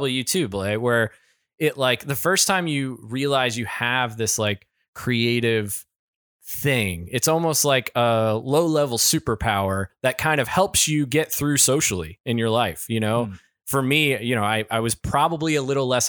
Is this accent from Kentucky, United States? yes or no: yes; Kentucky, United States; I'm from Kentucky